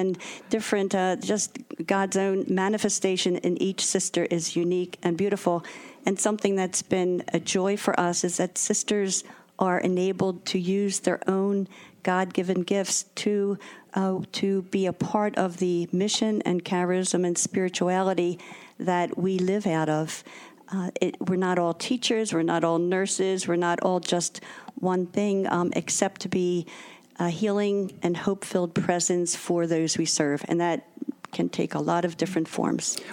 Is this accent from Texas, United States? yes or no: no; Philadelphia, Pennsylvania, United States; I am local. I grew up in the Tacony section of Philadelphia, St. Leo's Parish